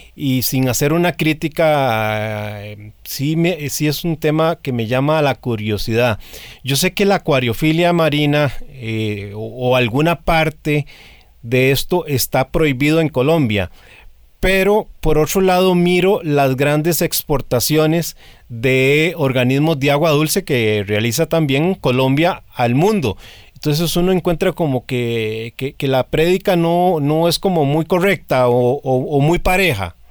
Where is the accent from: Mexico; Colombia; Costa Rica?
Costa Rica; me incluyo como costarricense